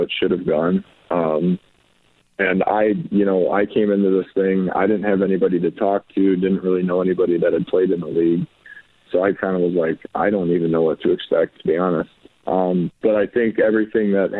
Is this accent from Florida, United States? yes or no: no; Wisconsin, United States; I grew up in Wisconsin